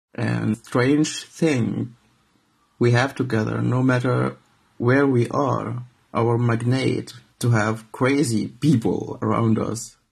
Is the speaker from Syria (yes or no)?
yes; Syria; moved away as an adult; now in Hamburg, Germany; I'm from Syria